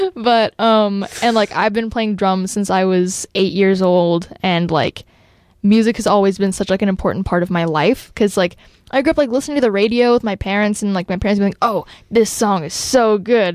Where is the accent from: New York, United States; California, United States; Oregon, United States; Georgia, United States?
Oregon, United States; Bend; I was born and raised in Bend. I've lived here my entire life